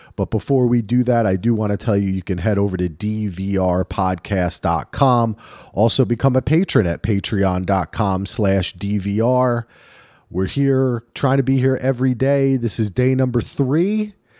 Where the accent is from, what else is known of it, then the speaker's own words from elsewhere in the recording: New Jersey, United States; moved away; also born or lived in Manhattan, New York; I grew up in Jersey.